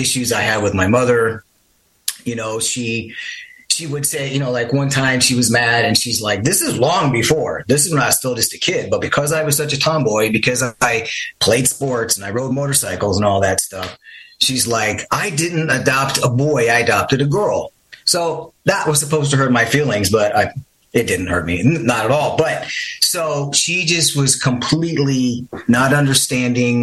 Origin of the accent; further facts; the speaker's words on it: Midwest, United States; I grew up in the Midwest